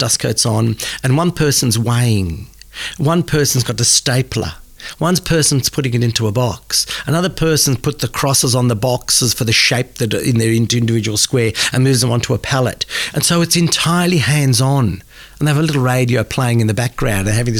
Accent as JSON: {"language": "English", "country": "Australia", "said": "because, you know, we come from Australia."}